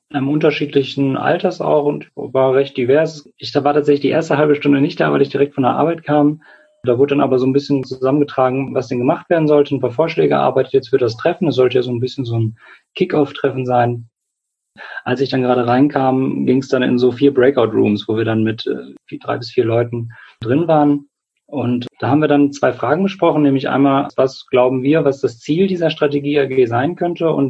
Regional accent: Göttingen, Lower Saxony, Germany; Ich komme aus Göttingen, bin 29 Jahre alt

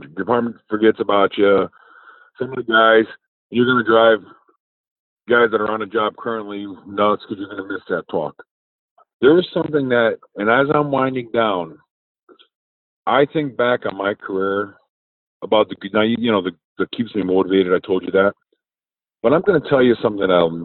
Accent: New York, United States; I'm from New York. We say guy

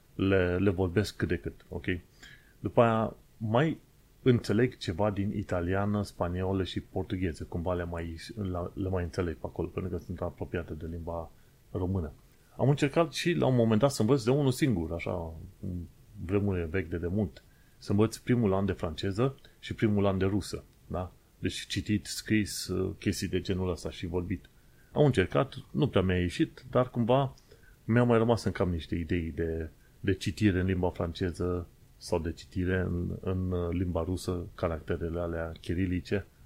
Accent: Romania; moved away as an adult; now in United Kingdom; Noi suntem români. Am venit de acolo

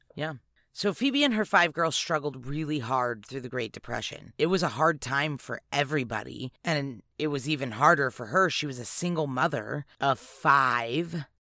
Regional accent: California, United States; moved away; growing up in California

